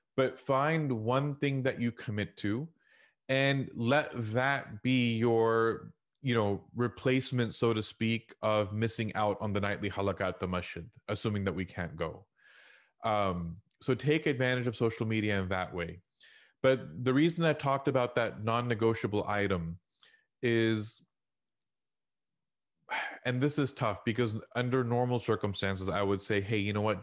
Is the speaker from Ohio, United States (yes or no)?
no; Houston, Texas, United States; I grew up in Houston in the Al Ajwan era